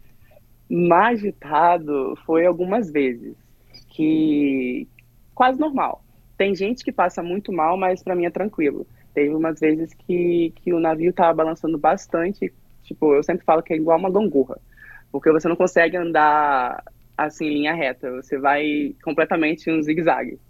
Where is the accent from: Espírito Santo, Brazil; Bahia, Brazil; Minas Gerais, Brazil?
Espírito Santo, Brazil; Ibiraçu; moved away as an adult; eu sou de Biraçu, Espírito Santo